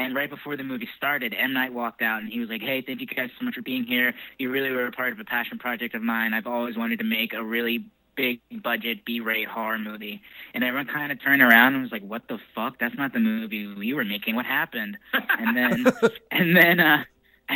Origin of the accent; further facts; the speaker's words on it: Bucks County, outside Philadelphia, Pennsylvania, United States; outside of Philadelphia, where I'm from. I'm from Bucks County